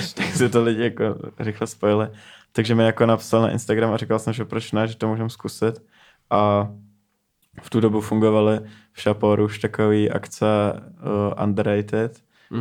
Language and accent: Czech; Neratovice, Central Bohemian Region, Czechia; jsem z Narotověc, to je prostě asi 20 minut